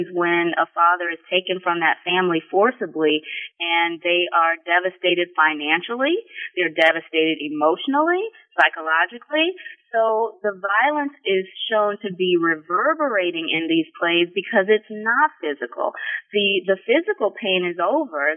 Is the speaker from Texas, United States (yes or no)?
yes; Sugar Land, Texas, United States; moved away as an adult; also born or lived in Delaware, Ohio / College Park, Maryland; now in Columbus, United States; I was born and raised in Sugar Land, Texas, um, which is not far from Houston, Texas.